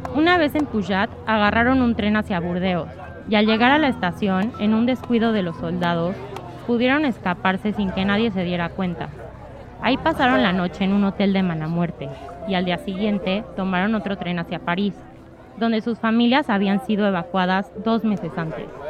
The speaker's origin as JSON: {"language": "Spanish", "country": "Mexico", "accent": "Mexican", "moved": "as an adult", "lives_now": "Spain", "said": "como podrán notar por mi acento, soy mexicana"}